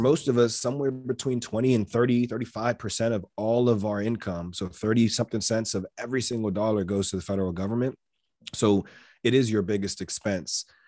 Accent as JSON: {"language": "English", "region": "Maryland", "country": "United States", "tie": "born or raised there", "said": "am born and raised in Maryland"}